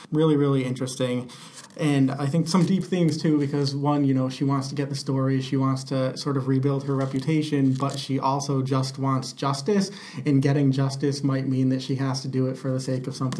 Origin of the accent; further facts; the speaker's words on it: Portland, Connecticut, United States; It's my hometown